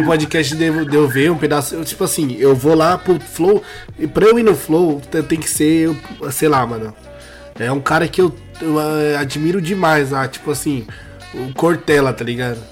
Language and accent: Portuguese; São Paulo, Brazil; eu sou de Guaianazes, né? Quando eu era pequena eu morava lá.